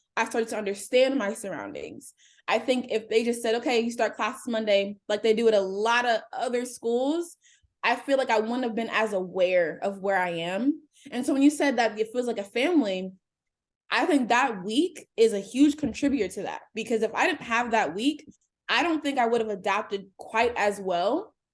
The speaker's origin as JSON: {"language": "English", "town": "Cincinnati", "region": "Ohio", "country": "United States", "tie": "born or raised there", "said": "I am a native of Cincinnati, Ohio. I grew up in Anderson Township"}